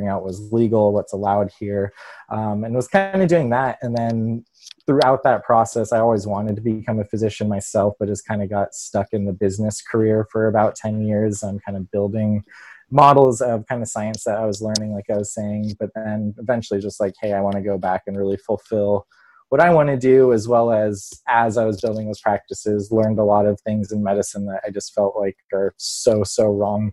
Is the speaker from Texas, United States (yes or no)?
no; Pasadena, California, United States; growing up in the Los Angeles area